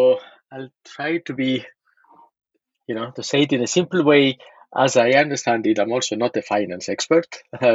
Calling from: Paris, Île-de-France, France; also born or lived in Berkeley / Cambridge, Massachusetts; Yes, I am calling from Paris.

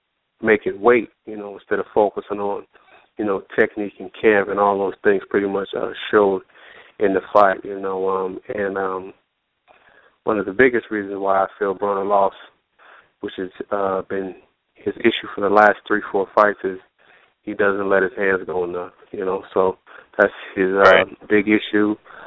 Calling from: Pomona, California, United States; I'm calling from Pomona, California.

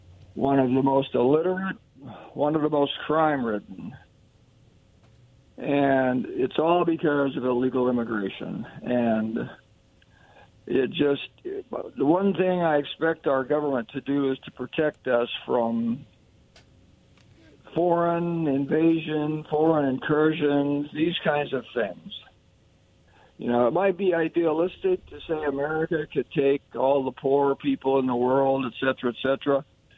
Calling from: Kennewick, Washington, United States; also born or lived in Yakima; calling from Kennewick.

